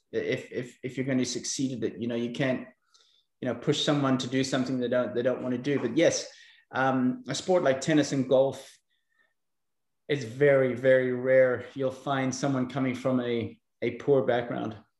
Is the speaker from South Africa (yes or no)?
yes; South Africa; accent: eclectic; also born or lived in Belfast, Northern Ireland; I was born in Belfast, Northern Ireland, uh, many years ago, uh, probably during the most turbulent times there in, in the 70s. Um, we emigrated to South Africa in, in 81. I was probably six or seven years old, so I didn't really remember that much. Um, and I grew up in South Africa.